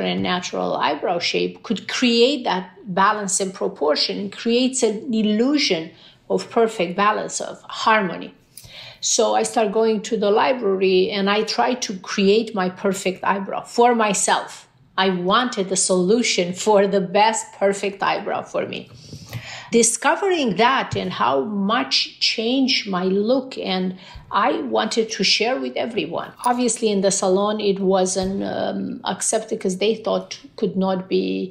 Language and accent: English; Romania; English is a second language; moved away as an adult; also born or lived in Beverly Hills; now in United States; Growing up in Romania, we couldn't travel that much